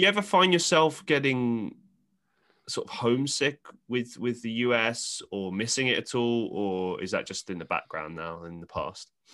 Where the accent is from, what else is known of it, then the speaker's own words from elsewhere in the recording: London, United Kingdom; I grew up in London